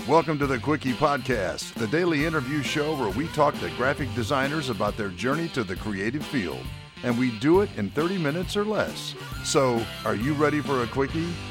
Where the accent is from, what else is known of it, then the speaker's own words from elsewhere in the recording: New York City, New York, United States; So I grew up in Queens, and Queens is a very diverse borough